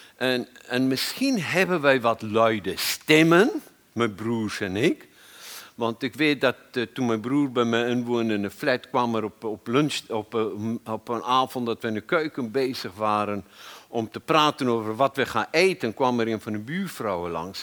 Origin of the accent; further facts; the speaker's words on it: South Africa; moved away as an adult; now in Netherlands; Ik kwam uit Zuid-Afrika.